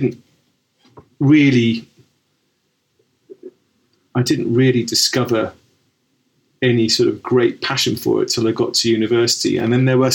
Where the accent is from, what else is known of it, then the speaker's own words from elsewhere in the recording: Cobham, South East England, United Kingdom; I grew up in Surrey, in Cobham.